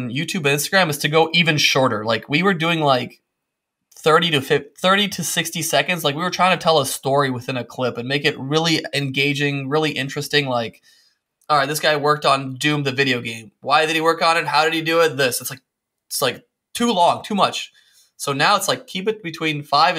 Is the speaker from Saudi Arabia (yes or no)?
no; Windsor, Ontario, Canada; moved away as an adult; also born or lived in Serbia; now in Spain; I was born in Serbia, and then at 7 we moved to Windsor, Ontario